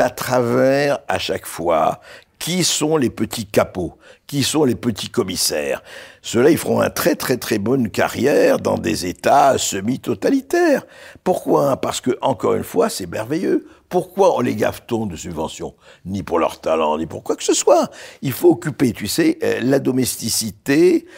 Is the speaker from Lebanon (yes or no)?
yes; Beirut, Beirut Governorate, Lebanon; now in France; je suis né à Beyrouth j'ai grandi à Beyrouth